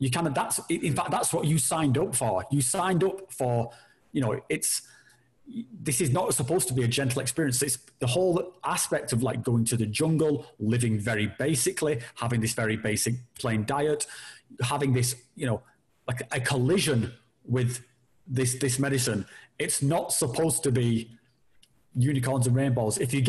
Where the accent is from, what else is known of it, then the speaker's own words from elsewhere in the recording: United Kingdom; we're all British